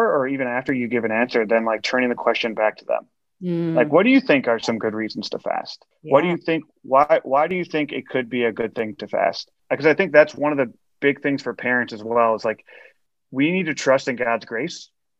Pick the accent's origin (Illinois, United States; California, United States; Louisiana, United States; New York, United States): Illinois, United States; outside of Chicago; I grew up outside of Chicago.